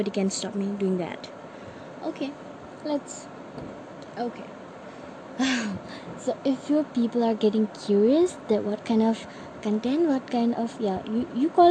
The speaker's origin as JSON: {"language": "English", "town": "Namsai", "region": "Arunachal Pradesh", "country": "India", "said": "I am from Namsai, Arunachal Pradesh"}